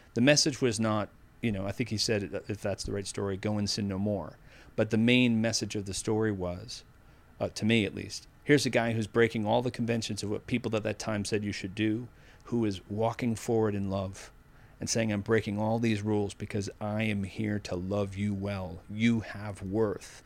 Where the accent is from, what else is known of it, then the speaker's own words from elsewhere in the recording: Needham, Massachusetts, United States; accent: Boston; I grew up in Needham, Massachusetts